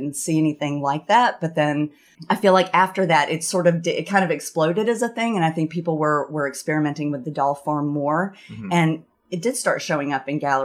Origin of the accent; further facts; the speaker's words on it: the South, United States; moved away as an adult; also born or lived in Burlington, Vermont; now in Vermont, United States; growing up in the South